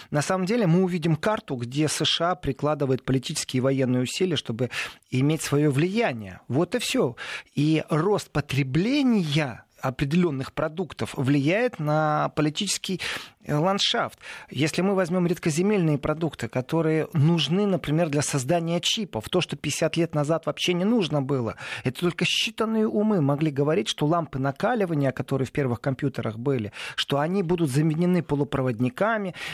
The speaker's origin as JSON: {"language": "Russian", "town": "Lviv", "region": "Lviv Oblast", "country": "Ukraine", "tie": "born or raised there", "said": "бежал мой родной город Львов"}